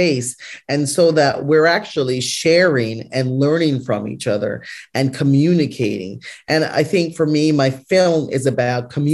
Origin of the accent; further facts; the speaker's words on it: Canada; I was raised in Canada and I have a very North American idea about medicine